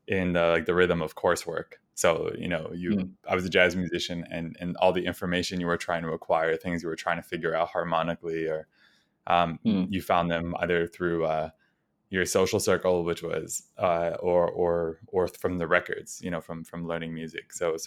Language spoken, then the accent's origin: English; New Rochelle, New York, United States; I grew up in New Rochelle, which is a suburb of New York City.